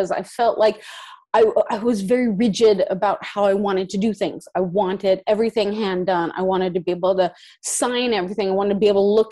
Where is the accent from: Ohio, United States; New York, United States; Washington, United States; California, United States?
California, United States; moved away as an adult; now in Norway